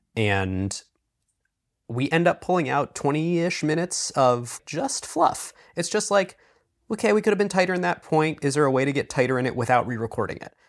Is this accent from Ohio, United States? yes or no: yes; Cleveland, Ohio, United States; I'm from Cleveland